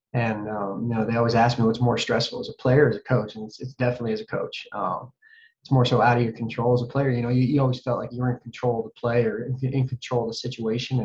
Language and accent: English; Butte, Montana, United States; moved away as an adult; my hometown of Butte's given me, the state of Montana's given me. It's I still call Butte home